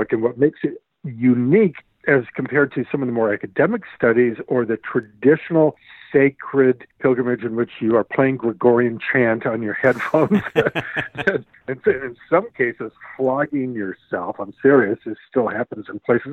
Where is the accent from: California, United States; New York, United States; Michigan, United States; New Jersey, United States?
Michigan, United States; Detroit; As a French Catholic growing up in Detroit